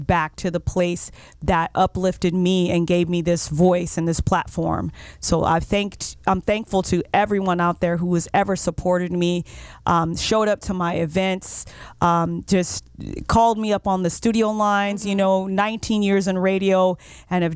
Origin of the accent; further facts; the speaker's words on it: Oxnard, California, United States; also born or lived in Moorpark, California; I lived in Oxnard till I was about 15 years old